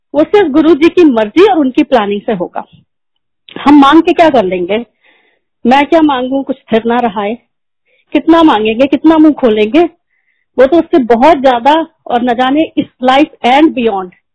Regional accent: Prayagraj, Uttar Pradesh, India; moved away; also born or lived in Delhi / United Kingdom / Gurgaon; मैं और मेरे अंकल हम दोनों अलाहाबाद से हैं

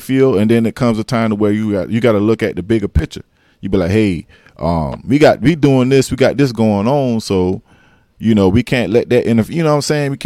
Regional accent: South Carolina, United States; I'm a South Carolinian

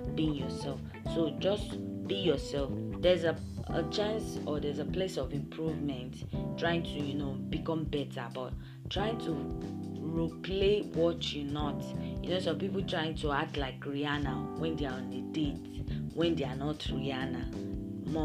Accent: Nigeria; accent: Nigerian English; I be Nigerian girl

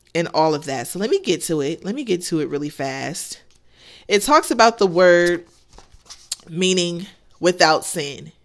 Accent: United States; I'm American

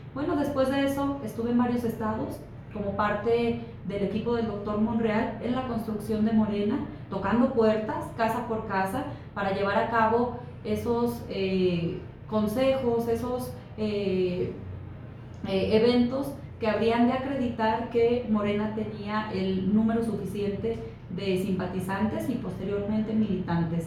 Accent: Fresnillo, Zacatecas, Mexico; Fresnillo, de donde yo soy

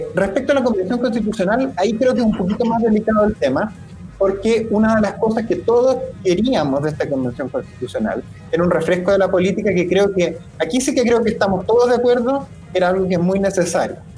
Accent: Chile; como chilenos

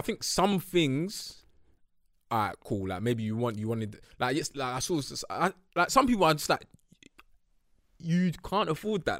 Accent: United Kingdom; growing up in North

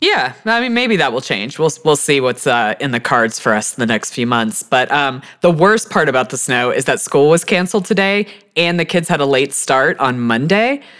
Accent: Texas, United States; moved away; also born or lived in Houston; I'm a Texan

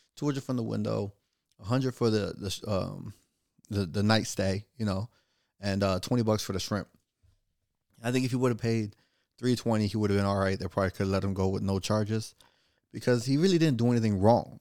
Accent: Florida, United States; I'm from Florida

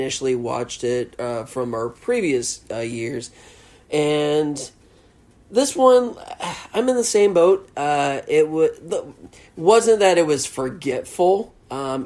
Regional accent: the South, United States; accent: Southern; I'm straight Southern.

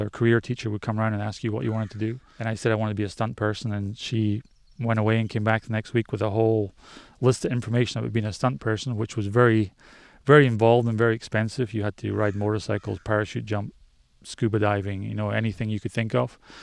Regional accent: Scottish Highlands, Scotland, United Kingdom; I grew up in Scotland, up in the Highlands, in the middle of nowhere.

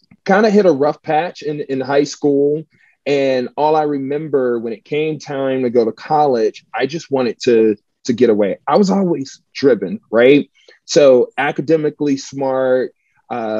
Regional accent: Atlanta, Georgia, United States; moved away as an adult; also born or lived in Montgomery, Alabama / Chicago, Illinois; I'm originally from Atlanta, Georgia, born and raised to a single mother

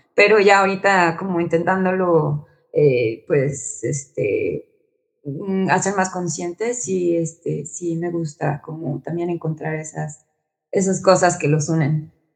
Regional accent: Mexico; siendo como mexicanos

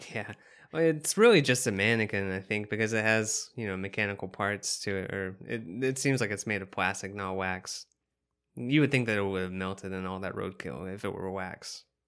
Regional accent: the South, United States; accent: some southernness; I'm from the South also

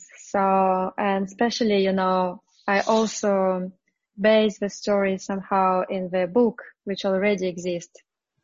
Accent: Moscow, Russia; English is a second language; I was born in Moscow

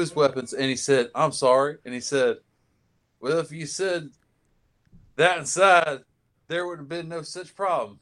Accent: Seattle, Washington, United States; my hometown, uh, the Seattle

